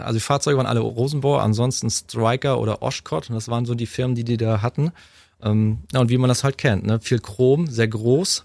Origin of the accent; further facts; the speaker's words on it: Waren, Mecklenburg-Vorpommern, Germany; In meiner Heimatstadt waren Müritz